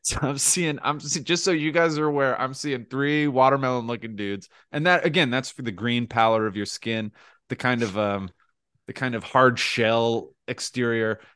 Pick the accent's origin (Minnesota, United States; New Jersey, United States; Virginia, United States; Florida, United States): New Jersey, United States; moved away; we're all from New Jersey